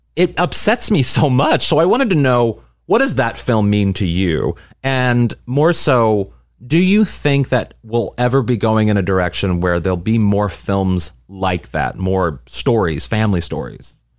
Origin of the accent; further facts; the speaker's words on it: St. Louis, Missouri, United States; my hometown